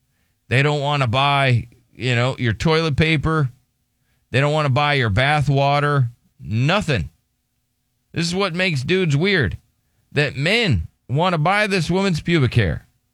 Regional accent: Texas, United States; I'm from Texas. Like, oh, man, I'm from Texas, and I'm so glad he's gone.

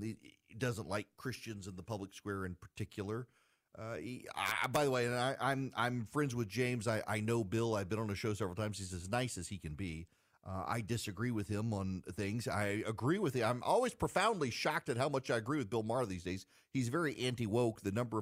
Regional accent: Dubai, United Arab Emirates; That's why I grew up in Dubai.

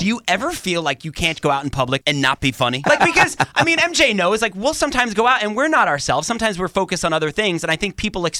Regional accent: North Babylon, New York, United States; I'm from North Babylon.

